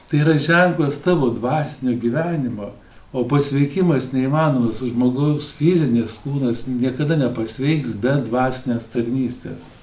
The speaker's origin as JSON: {"language": "Lithuanian", "country": "Lithuania", "said": "Mes lietuviai gal mažai apie tai galvojame"}